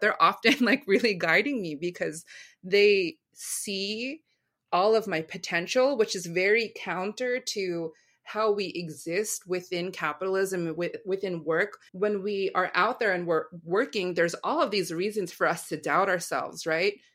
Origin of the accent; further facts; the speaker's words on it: United States; going out into American schools